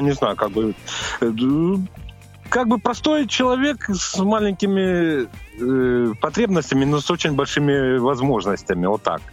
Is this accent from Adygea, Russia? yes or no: yes; Adygea, Russia; я родился в Адыге, в семье, ну, как бы, ну, сейчас мы будем говорить о туризме, в семье туристов.